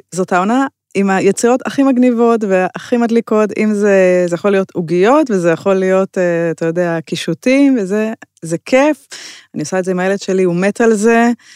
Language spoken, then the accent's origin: Hebrew; Israel; אנחנו בתור ישראלים